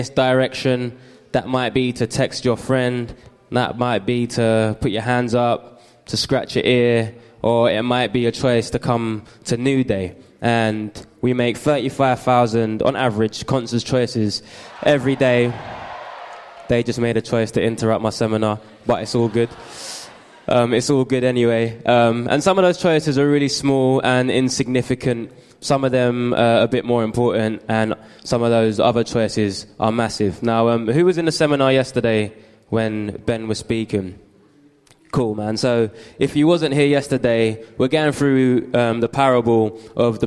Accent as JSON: {"language": "English", "region": "London", "country": "United Kingdom", "tie": "born or raised there", "said": "I grew up in East London"}